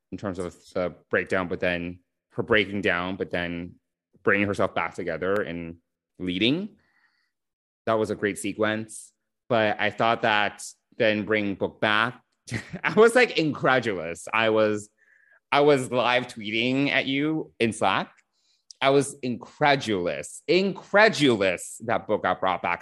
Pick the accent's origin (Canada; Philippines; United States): United States; New York; I'm a bad New Yorker